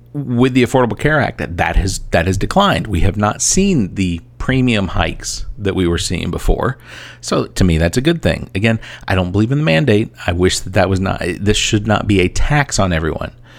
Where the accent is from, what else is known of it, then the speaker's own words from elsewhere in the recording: Atlanta, Georgia, United States; now in Columbia, United States; I am originally from Atlanta. I now live in Columbia, South Carolina